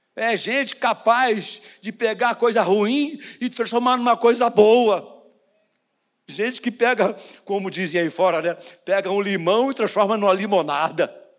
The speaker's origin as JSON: {"language": "Portuguese", "country": "Brazil", "tie": "born or raised there", "said": "nascido e criado no Jardim Metrópolis"}